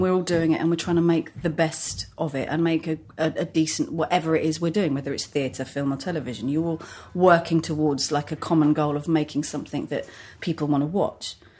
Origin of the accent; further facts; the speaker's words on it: Hertfordshire, East of England, United Kingdom; moved away as an adult; also born or lived in Edgware, London / Finchley, London / Crouch End, London; now in London, United Kingdom; my parents moved out to Hertfordshire. So so I've always been like on the boundary of Hertfordshire and North London.